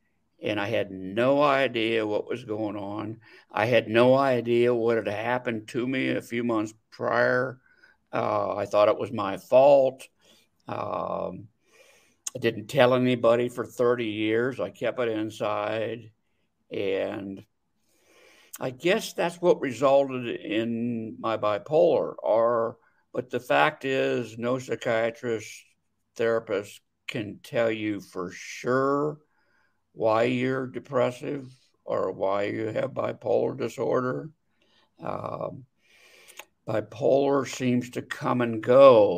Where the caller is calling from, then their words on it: Scottsdale, Arizona, United States; Scottsdale, Arizona.